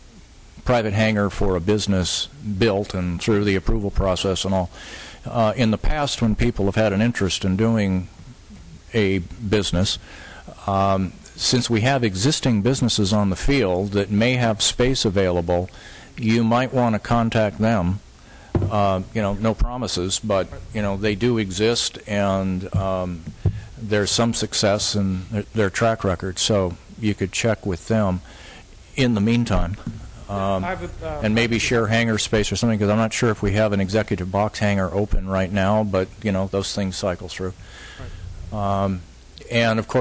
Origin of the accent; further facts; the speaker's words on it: Seattle, Washington, United States; I grew up in Seattle and have a lot of family in the Bellevue area